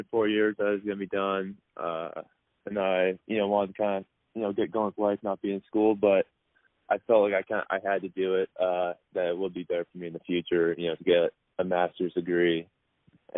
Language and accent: English; Coquitlam, British Columbia, Canada; moved away as an adult; my hometown of Coquitlam